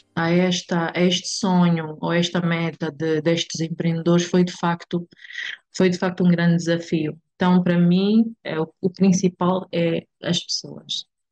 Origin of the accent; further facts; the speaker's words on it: Benguela, Angola; moved away as an adult; now in Luanda, Angola; nasci em Benguela, mas eh, propriamente na Praia da Caota. É, e desde muito cedo fui viver para Benguela